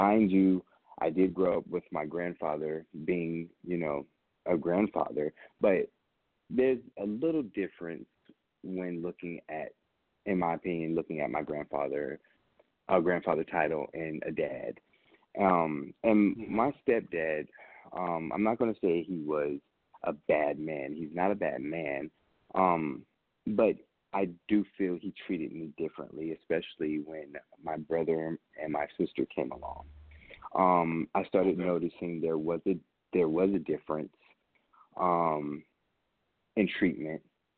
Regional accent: Vicenza, Veneto, Italy; also born or lived in Augsburg, Germany / Nuremberg, Germany; I was born in Augsburg, Germany, and raised in Vicenza, Italy, and Nuremberg, Germany, only because my mom having me at 14, my grandfather was stationed in the military

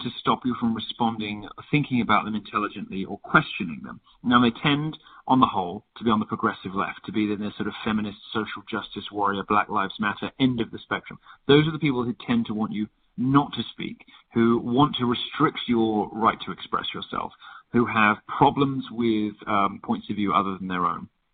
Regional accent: United Kingdom; being a Brit

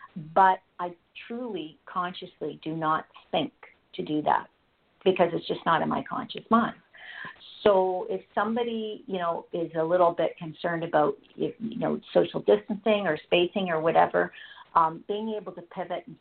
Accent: Canada; I'm Canadian, and it became very clear here in Canada

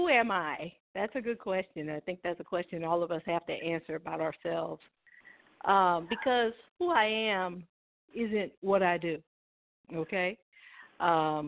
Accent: Springfield, Illinois, United States; moved away; I'm from Springfield, Illinois, born and raised

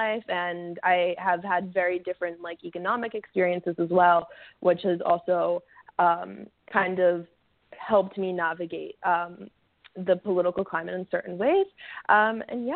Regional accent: Philadelphia, Pennsylvania, United States; I grew up in Philadelphia with our dad

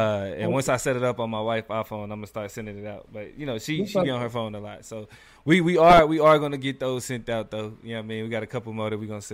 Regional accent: Kansas City, Missouri, United States; born or raised there

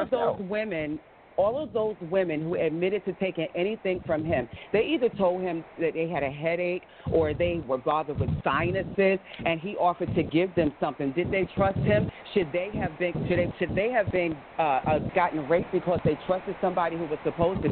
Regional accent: the South, United States; I'm from the South

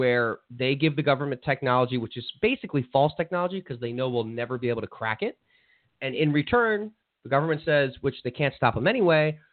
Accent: New Jersey, United States; now in South Florida, United States; Jersey. That's my home state

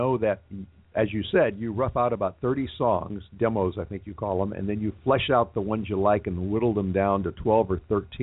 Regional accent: Los Angeles, California, United States; also born or lived in Boston; Moved to my hometown here in Los Angeles

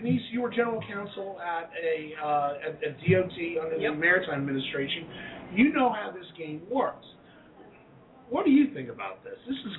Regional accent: New Jersey, United States; I was born in Jersey.

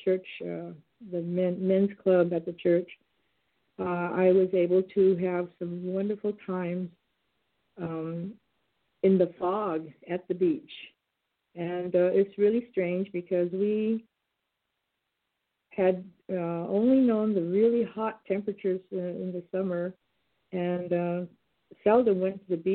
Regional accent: San Joaquin Valley, California, United States; now in Bay Area, United States; I grew up in the San Joaquin Valley

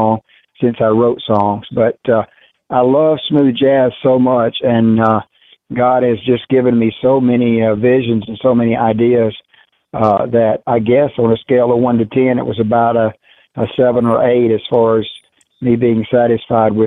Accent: the South, United States; accent: Southern; I realized how Southern I sound on tape.

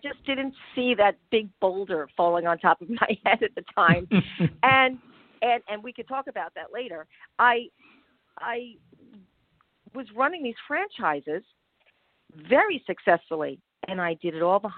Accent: Long Island, New York, United States; also born or lived in Connecticut; I was born in Connecticut and raised in the suburbs of New York, Long Island, New York, to be exact

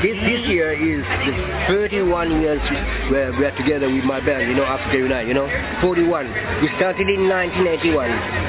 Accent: Pinerolo, Piedmont, Italy; English is a second language; I was born in Pinerolo, I'm still living there.

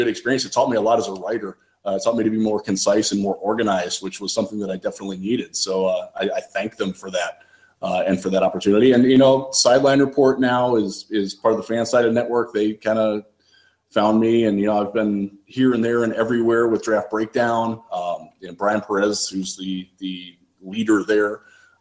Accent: Cleveland, Ohio, United States; also born or lived in Richmond, Virginia; now in West Michigan, United States; growing up in Cleveland

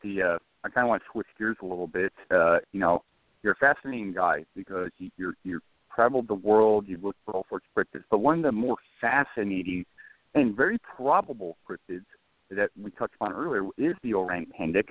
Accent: Scotland, United Kingdom; moved away as an adult; also born or lived in San Diego; I'm a Brit too, so traveling from Scotland

